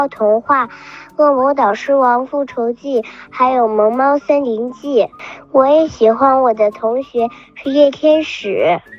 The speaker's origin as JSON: {"language": "Chinese", "region": "Beijing", "country": "China", "said": "我来自北京，我今年五岁了，我是一个小女孩"}